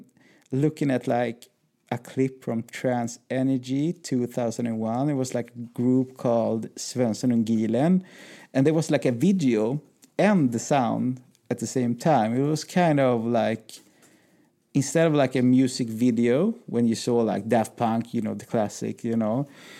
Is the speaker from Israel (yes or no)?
no; Sweden; I'm a DJ from Sweden